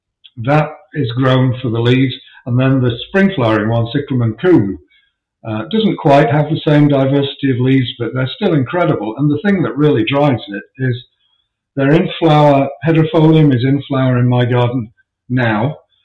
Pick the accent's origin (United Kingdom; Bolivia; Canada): United Kingdom; England; I don't like summer. I'm English. I don't like heat and humidity.